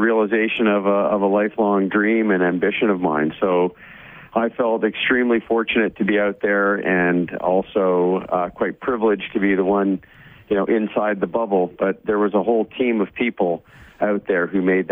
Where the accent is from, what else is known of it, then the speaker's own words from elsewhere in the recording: Ottawa, Ontario, Canada; also born or lived in Barbados; I grew up in Ottawa